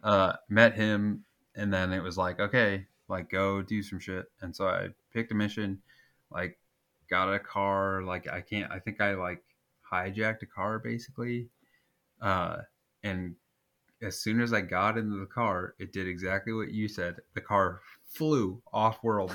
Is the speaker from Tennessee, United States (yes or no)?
no; Nebraska, United States; I'm from Nebraska